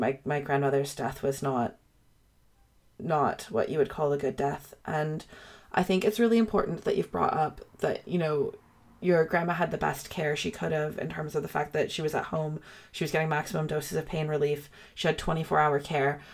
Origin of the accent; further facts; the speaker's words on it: Canada; I'm from Canada